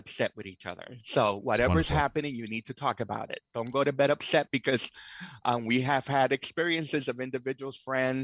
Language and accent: English; New York City, New York, United States; moved away as an adult; also born or lived in Seattle area, Washington; now in Whidbey Island, United States; I was born in New York City, actually in Alphabet City, down in the Lower East Side of Manhattan.